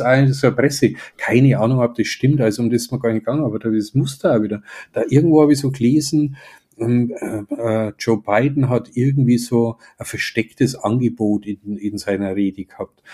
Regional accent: Germany; wie ich mich als Deutscher wahrnehme

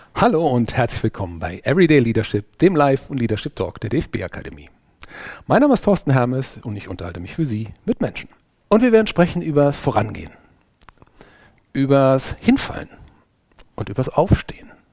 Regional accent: Saarland, Germany; als Pfälzerin und Saarländer hat man natürlich die eine oder andere sprachliche Herausforderung zu meistern

